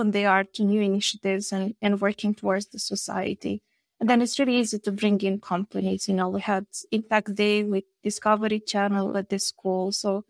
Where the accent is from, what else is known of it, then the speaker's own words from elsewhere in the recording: Vrancea County, Romania; English is a second language; I'm from Vrancea, which is a wine region in Romania